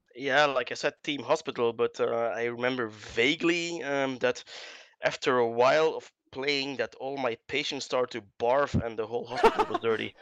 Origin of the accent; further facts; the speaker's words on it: Belgium; I'm from Belgium